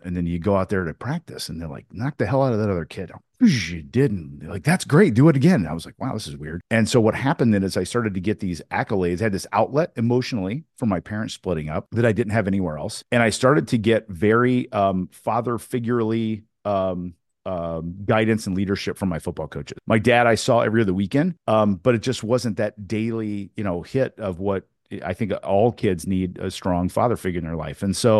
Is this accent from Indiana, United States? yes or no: yes; Newburgh, Indiana, United States; And we moved from Indianapolis, Indiana to my hometown, my small hometown in Southern Indiana called Newburgh, Indiana, on the river, Ohio River, on the border of Kentucky and Indiana.